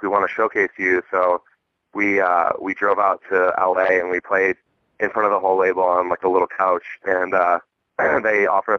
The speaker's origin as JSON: {"language": "English", "town": "Phoenix", "region": "Arizona", "country": "United States", "said": "Yeah, we are from Phoenix, Arizona."}